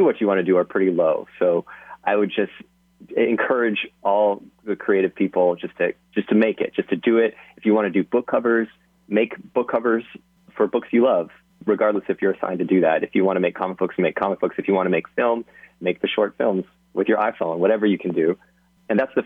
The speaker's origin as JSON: {"language": "English", "region": "Hawaii", "country": "United States", "moved": "yes", "said": "I'm from Hawaii"}